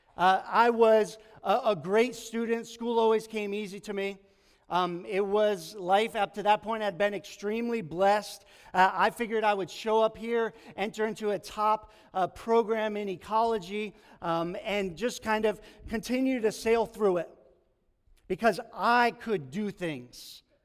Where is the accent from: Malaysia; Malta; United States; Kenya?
United States; New York; moved away as an adult; also born or lived in Long Island / Bodega Bay; I grew up in New York, childhood, kind of went to college in Long Island